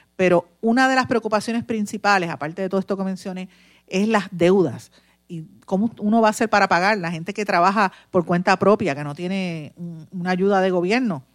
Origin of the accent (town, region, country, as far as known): Puerto Rico; also born or lived in Guaynabo, Puerto Rico